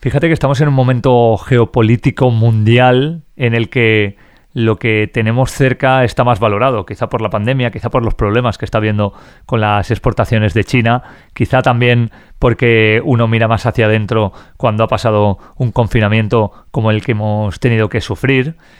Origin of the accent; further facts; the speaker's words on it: Spain; en España tenemos una cultura